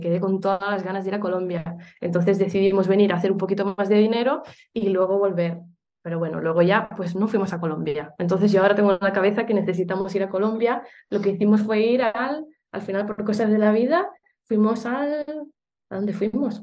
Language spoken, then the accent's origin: Spanish; Uruguay; moved away; also born or lived in Barcelona; yo soy de Uruguay, aunque luego eh, a vivir a, Barcelona y hace mucho tiempo